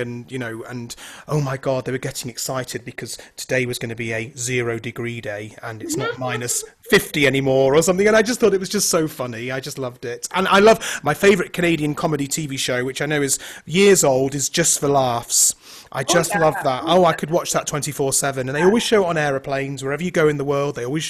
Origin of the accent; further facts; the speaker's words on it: United Kingdom; Like, as a Brit, I say Toronto, but you guys kind of say Ranel.